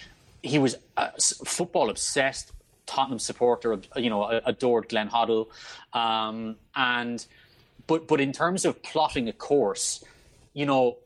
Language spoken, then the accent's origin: English; Ireland